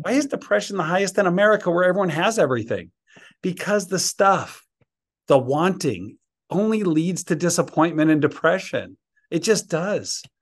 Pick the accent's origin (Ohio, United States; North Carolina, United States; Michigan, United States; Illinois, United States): Illinois, United States; Chicago; moved away as an adult; now in Georgia, United States; when I moved from Chicago to Georgia